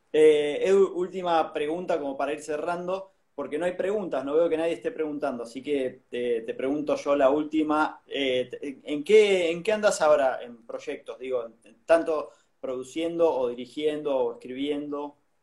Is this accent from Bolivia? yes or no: no; San Juan, Argentina; moved away; yo soy de San Juan